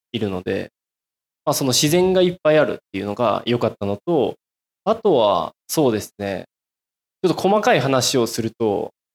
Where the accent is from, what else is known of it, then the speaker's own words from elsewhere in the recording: rural Miyazaki, Japan; now in Fukuoka, Japan; 僕、宮崎の田舎出身で。